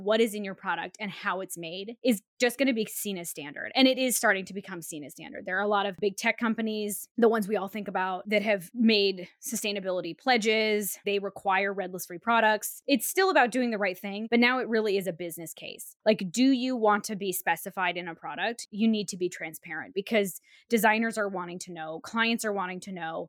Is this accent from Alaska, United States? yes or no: yes; Alaska, United States; moved away; I'm from Alaska, where we sort of watch climate change happen in like real time